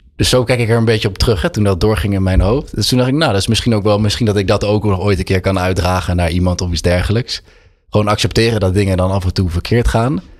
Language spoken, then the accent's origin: Dutch; Utrecht, Netherlands; born or raised there; also born or lived in Amsterdam